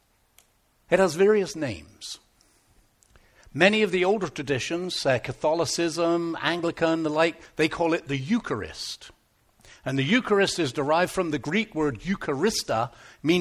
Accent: Devon, South West England, United Kingdom; now in Canada; I am from Devon

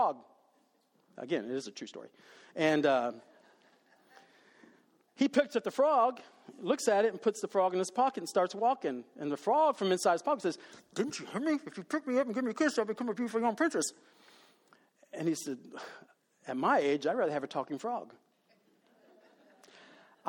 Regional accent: Dallas, Texas, United States; I was raised in Dallas

